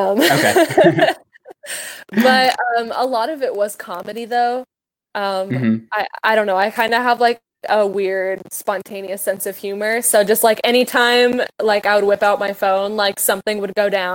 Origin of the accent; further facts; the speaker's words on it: Santa Claus, Indiana, United States; now in Evansville, United States; I actually wasn't raised in Evansville. I just live here now. I was raised in Santa Claus.